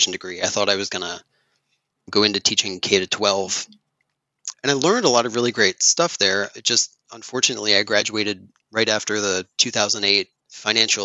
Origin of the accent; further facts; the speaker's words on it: Elizabethtown, Pennsylvania, United States; also born or lived in Philadelphia; I grew up in rural Lancaster County outside of a small town called Elizabethtown